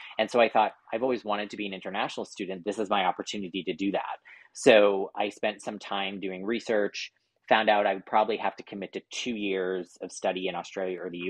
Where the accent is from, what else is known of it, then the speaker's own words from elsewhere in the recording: Halifax, Nova Scotia, Canada; moved away as an adult; also born or lived in Ottawa, Canada / Japan / London, United Kingdom; now in Dallas, United States; Yeah, so I am born and raised in Halifax, and lived there for all 18 years. I grew up in the Fairview area of Halifax.